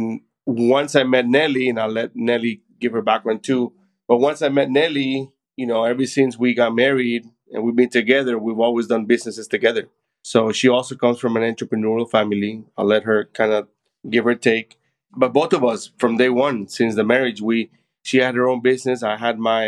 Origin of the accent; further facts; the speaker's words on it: Managua, Nicaragua; now in McAllen, United States; I am originally from Managua, Nicaragua, so Central America.